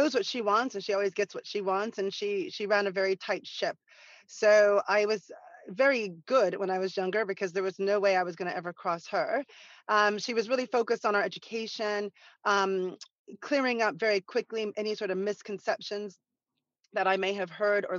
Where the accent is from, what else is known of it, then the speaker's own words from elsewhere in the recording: Santa Monica, California, United States; growing up in Santa Monica